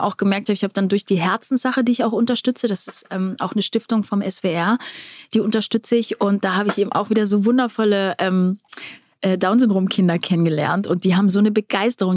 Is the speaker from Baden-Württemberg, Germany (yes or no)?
yes; Black Forest, Baden-Württemberg, Germany; bei uns im Schwarzwald